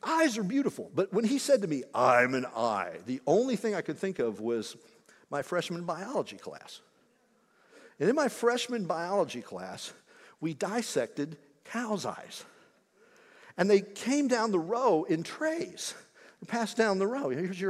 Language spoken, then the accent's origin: English; Indiana, United States; Growing up in Indiana